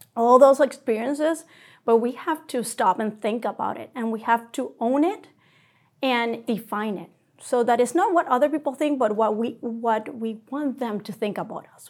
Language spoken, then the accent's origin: English; Puerto Rico; moved away as an adult; now in Rochester, United States; I'm from Puerto Rico. That's home for me. I trained there as a general surgeon